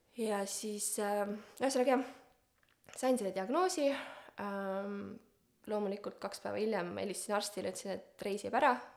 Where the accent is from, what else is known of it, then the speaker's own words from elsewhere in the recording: Estonia; moved away; ma olen hästi pikalt Eestist ära elanud äh,. ma tulin tagasi kaks tuhat kaheksateist